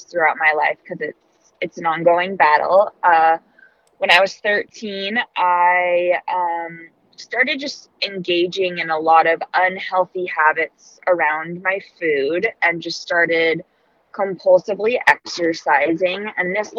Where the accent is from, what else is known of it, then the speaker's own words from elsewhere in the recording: Santa Barbara, California, United States; also born or lived in Arizona; I was born and raised in Santa Barbara, California.